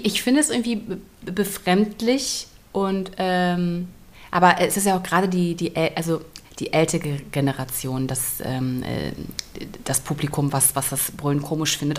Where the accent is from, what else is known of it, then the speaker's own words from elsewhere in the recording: Germany; ich komme ja aus der DDR.